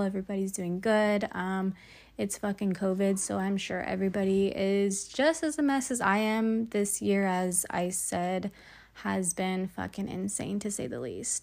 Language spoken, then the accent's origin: English; Salinas, California, United States; also born or lived in Davis, California; I'm from Salinas, California